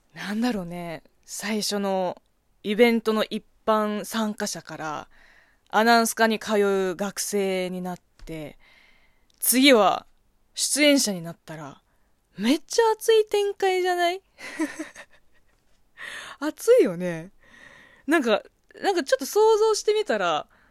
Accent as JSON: {"language": "Japanese", "country": "China", "tie": "born or raised there", "second_language": "Japanese", "moved": "yes", "lives_now": "Japan", "said": "この番組は中国生まれ、中国育ちの私"}